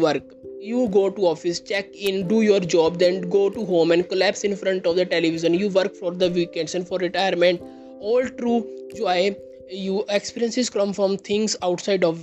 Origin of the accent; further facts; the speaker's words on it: India; I am from India.